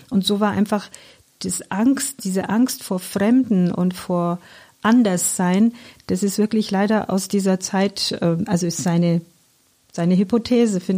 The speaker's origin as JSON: {"language": "German", "country": "Iran", "tie": "born or raised there", "second_language": "German", "lives_now": "Germany", "said": "Also die Stadt okay. ist leider überhaupt nichts mehr mit dem zu tun, wo ich groß geworden bin. Dennoch, ähm, die Menschen sind gleich. Also ich finde, das, was sich nicht verändert hat, ist diese Herzlichkeit, diese Liebenswürdigkeit, diese Gastfreundschaft der Menschen. Also das, das Wertvollste im Iran sind die Menschen."}